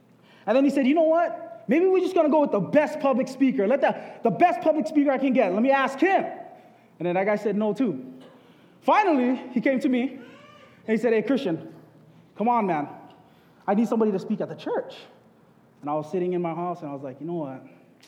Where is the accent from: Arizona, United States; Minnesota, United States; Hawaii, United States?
Hawaii, United States; Waianae; I was born and raised in Waianae on Oahu